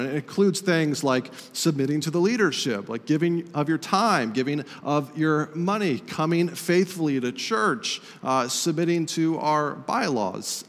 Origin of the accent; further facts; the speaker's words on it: Estes Park, Colorado, United States; moved away; I visited my hometown of Estes Park, Colorado